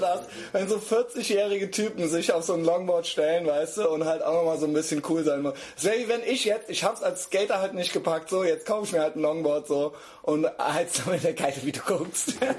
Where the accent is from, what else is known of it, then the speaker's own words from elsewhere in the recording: Koblenz, Rhineland-Palatinate, Germany; now in Cologne, Germany; ich bin ja aus Koblenz, born mhm. and raised in Koblenz